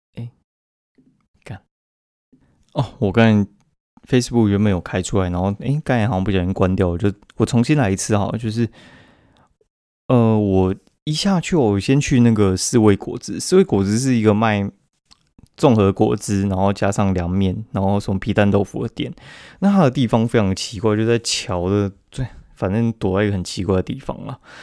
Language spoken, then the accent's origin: Chinese; Taipei, Taiwan; 我们台北人的流量不一定会比较高